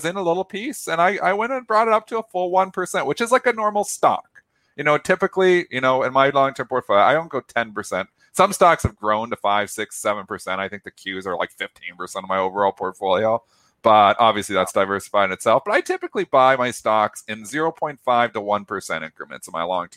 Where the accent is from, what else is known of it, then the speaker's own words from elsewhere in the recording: Canada; I'm Canadian